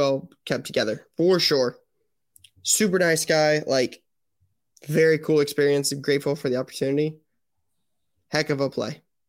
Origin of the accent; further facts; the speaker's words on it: California, United States; P.S. I'm not from Ohio. I'm from California. Bring … to Cali.